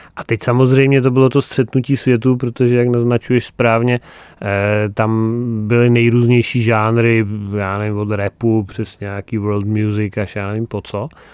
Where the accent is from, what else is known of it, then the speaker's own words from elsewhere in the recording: Frýdek-Místek, Moravian-Silesian Region, Czechia; Frýdkem Místkem, mým, mým rodištěm